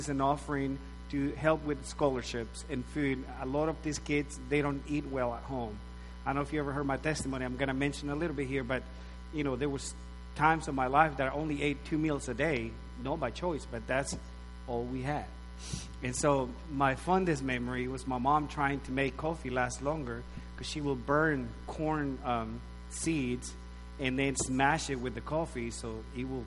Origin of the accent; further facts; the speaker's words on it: Nicaragua; moved away as an adult; I was born and raised in Nicaragua, Central America, up till I was probably 18, 19 years old.